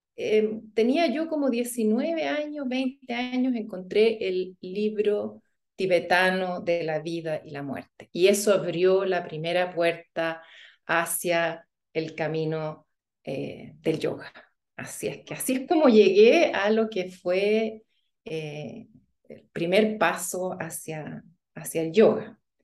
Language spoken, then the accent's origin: Spanish; Chile; moved away as an adult; also born or lived in Germany; yo crecí en Chile y fuimos a Alemania a vivir